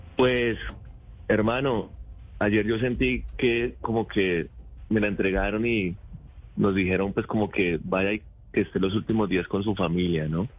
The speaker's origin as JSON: {"language": "Spanish", "town": "Rivera", "region": "Huila", "country": "Colombia", "also_born_or_lived": "Neiva", "said": "nosotros somos de Neiva, yo soy de Rivera, municipio verde de Colombia"}